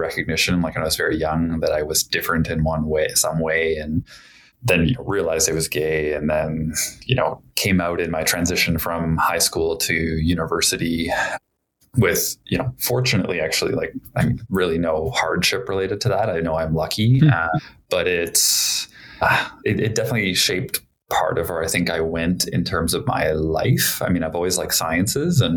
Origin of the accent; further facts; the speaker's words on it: Edmonton, Alberta, Canada; moved away as an adult; now in Calgary, Canada; I grew up in Alberta, in Edmonton, where I did kind of all my elementary, secondary school